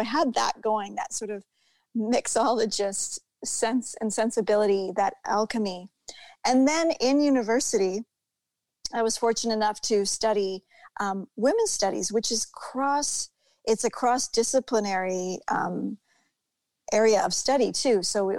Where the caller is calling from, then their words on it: Ontario, Canada; Yeah. I'm in Ontario, Canada.